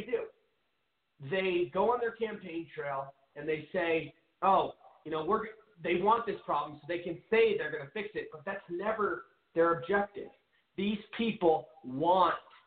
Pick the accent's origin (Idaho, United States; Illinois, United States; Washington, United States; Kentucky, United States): Washington, United States; Seattle; moved away as an adult; now in Phoenix, United States; my home city of Seattle. I'm originally from Seattle. Everybody knows that, but I moved down to Phoenix, Arizona about 7 years ago